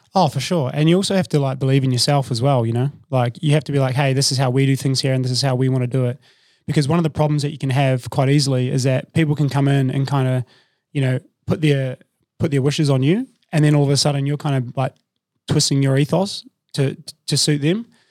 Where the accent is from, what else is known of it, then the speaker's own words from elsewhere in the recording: New Zealand; moved away as an adult; also born or lived in Melbourne, Australia; now in Sydney, Australia; I'm from New Zealand originally, but I've lived in Australia for about twelve years now.